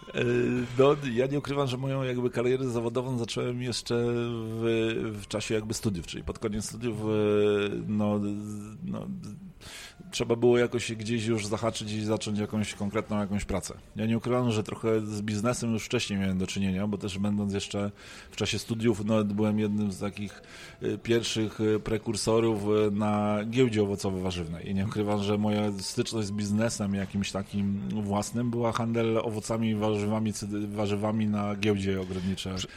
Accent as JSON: {"language": "Polish", "town": "Poznań", "region": "Greater Poland", "country": "Poland", "said": "jestem poznaniakiem"}